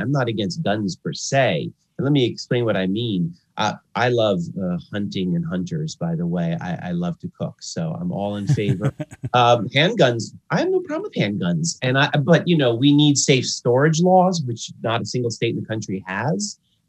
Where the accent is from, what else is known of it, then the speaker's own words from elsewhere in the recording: Baltimore, Maryland, United States; I'm here in Baltimore